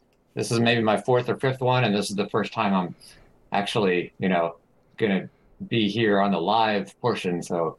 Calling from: Austin, Texas, United States; I'm in Austin, Texas.

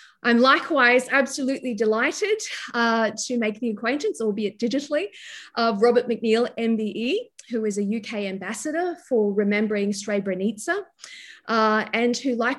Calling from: New South Wales, Australia; I'm joining you from Awabakal land, so I would like to pay my respects to the Pambalong clan of the Awabakal people

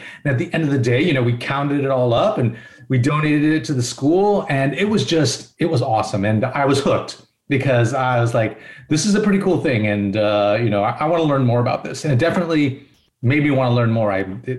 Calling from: Tampa, Florida, United States; I'm dialing in from Tampa, Florida.

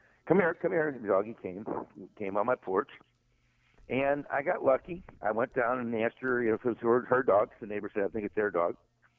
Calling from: St. Louis, Missouri, United States; Yeah, I'm from the Show Me State.

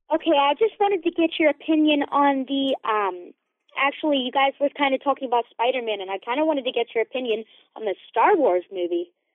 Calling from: West Virginia, United States; I'm calling from West Virginia

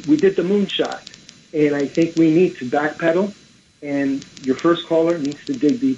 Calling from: Brooklyn, New York, United States; I'm from Brooklyn.

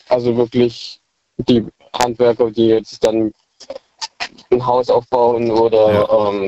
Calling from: Balingen, Baden-Württemberg, Germany; Äh, aus Balingen, wenn es was sagt.

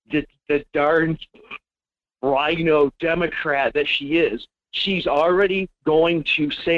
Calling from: Fairbanks, Alaska, United States; in Fairbanks.

